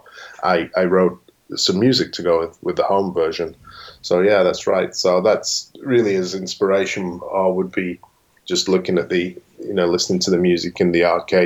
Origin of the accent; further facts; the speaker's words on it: England, United Kingdom; moved away; where I lived in England at the time